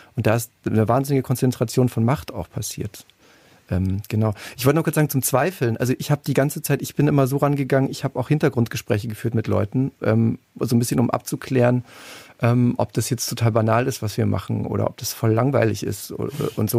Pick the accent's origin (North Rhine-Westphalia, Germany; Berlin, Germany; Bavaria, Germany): Bavaria, Germany; Munich; Ich komme auch aus München